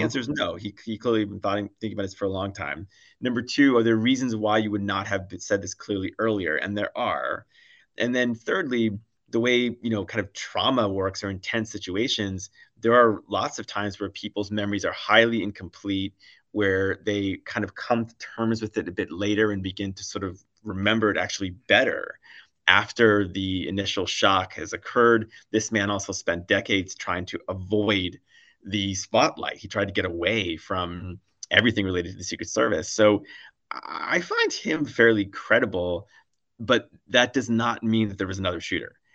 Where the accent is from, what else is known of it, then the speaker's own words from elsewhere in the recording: United States; as an American myself